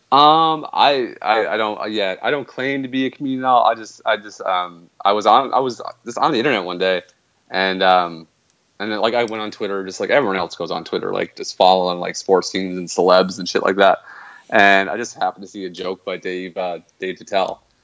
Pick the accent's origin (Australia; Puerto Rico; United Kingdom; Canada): Canada; being Canadian